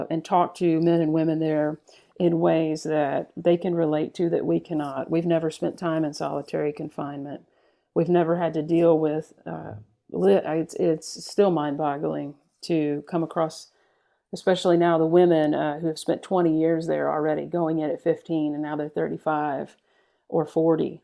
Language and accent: English; Texas, United States; growing up in Texas